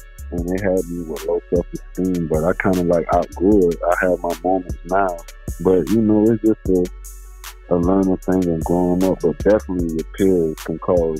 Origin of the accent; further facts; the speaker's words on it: Georgia, United States; I'm from Georgia.